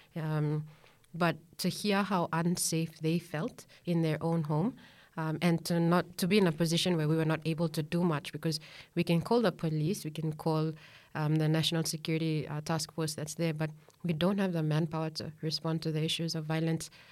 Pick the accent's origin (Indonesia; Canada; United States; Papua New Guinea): Papua New Guinea; Central Province; I'm from Central Province, and it is so good